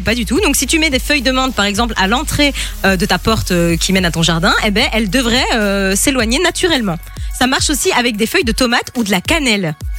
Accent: Italy; je suis italienne

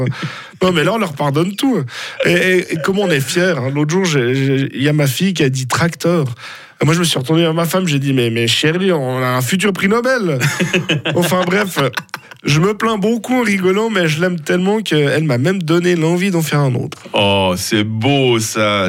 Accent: Villeneuve, Fribourg, Switzerland; je viens de Villeneuve. Alors attention, pas le Villeneuve au bord du lac où il y a le fun planète. Hein. Non, moi c'est Villeneuve dans la broie fribourgeoise

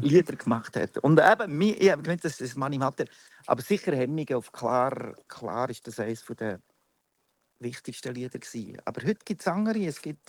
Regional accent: Münchenbuchsee, Bern, Switzerland; Ich bin aus, äh, eigentlich aus Bern, nicht einmal genau, ich bin aus Münchenbuchsee

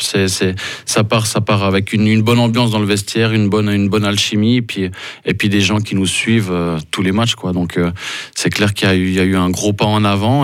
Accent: Lausanne, Vaud, Switzerland; moved away as an adult; also born or lived in Ambrì; now in Fribourg, Switzerland; j'ai grandi à Lausanne

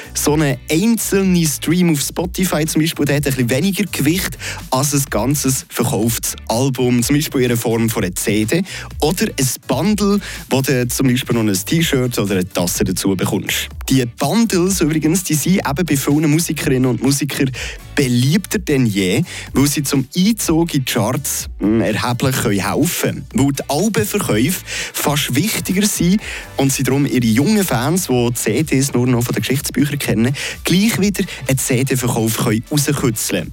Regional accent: Switzerland; bei uns in der Schweiz

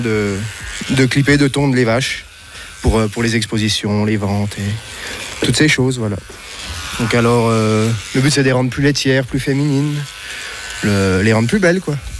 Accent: Vosges, Grand Est, France; je suis français, je viens des Vosges.

